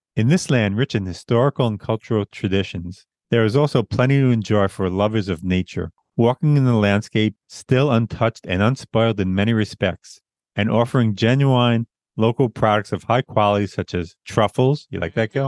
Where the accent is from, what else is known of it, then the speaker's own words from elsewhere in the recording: Long Island, New York, United States; Born and raised in Long Island, New York, a place I always wanted to leave.